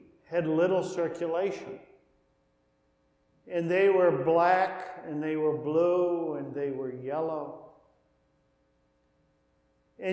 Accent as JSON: {"language": "English", "country": "United States", "said": "as an American Christian"}